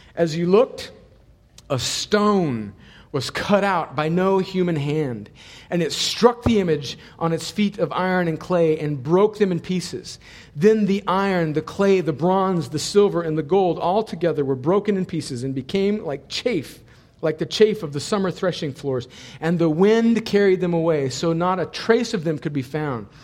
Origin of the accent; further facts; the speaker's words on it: United States; I'm so thankful that God in His providence caused me to be born here. And I was born in a place where a mile down the road there was a fence to a place we like to call Mexico.